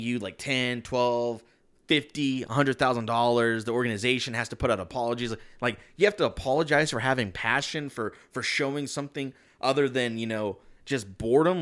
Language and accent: English; Texas, United States; we're from Texas